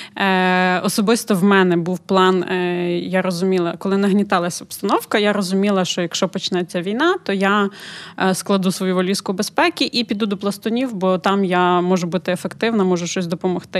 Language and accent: Ukrainian; Ukraine; Ми з України